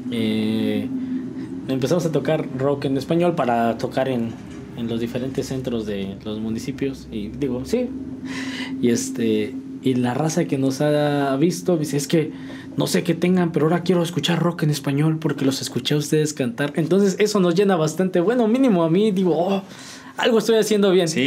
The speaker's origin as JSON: {"language": "Spanish", "town": "San Juan del Río", "region": "Querétaro", "country": "Mexico", "said": "Somos mexicanos, somos sanjuanenses. Que se note que venimos de San Juan del Río, que se note que venimos de, México"}